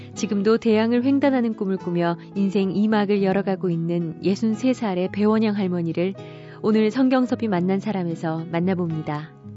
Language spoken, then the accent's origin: Korean; Seoul, South Korea; moved away as an adult; also born or lived in Goseong County, South Gyeongsang; 서울서 이제 쭉 살았었거든요. 제가 서울에. 원래 네. 서울 토백이